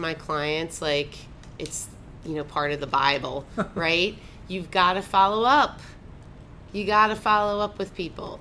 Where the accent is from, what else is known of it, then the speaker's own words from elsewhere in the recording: Baltimore, Maryland, United States; moved away as an adult; now in Naples, United States; I grew up in Baltimore